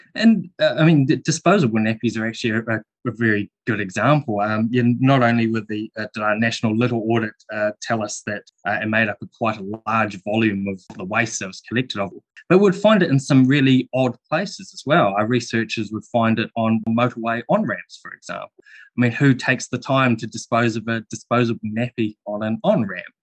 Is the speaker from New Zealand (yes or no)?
yes; New Zealand; as a Kiwi